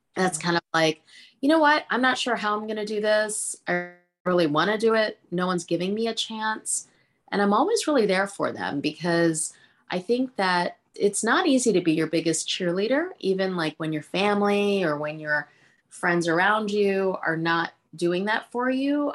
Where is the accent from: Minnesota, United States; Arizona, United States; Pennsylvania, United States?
Pennsylvania, United States; Philadelphia; first language Hindi; English is a second language; also born or lived in India / Punjab; I'm from Philadelphia